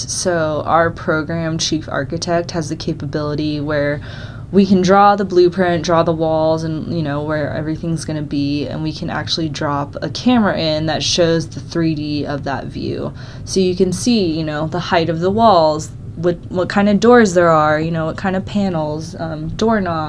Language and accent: English; Scottsdale, Arizona, United States; moved away as an adult; now in Colorado, United States; I grew up in Scottsdale